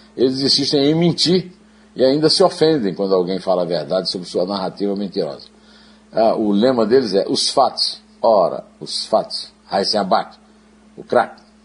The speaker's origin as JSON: {"language": "Portuguese", "town": "Uiraúna", "region": "Paraíba", "country": "Brazil", "tie": "born or raised there", "said": "Iraúna, a cidade onde eu nasci"}